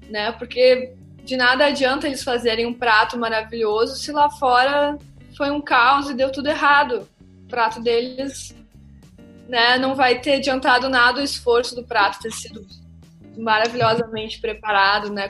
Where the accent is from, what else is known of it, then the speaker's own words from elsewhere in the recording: Australia; now in Brazil; eu vim né, da Austrália, que é um país, né, eu aprendi né, a trabalhar nos meios de restaurantes, serviços, hospitalidade lá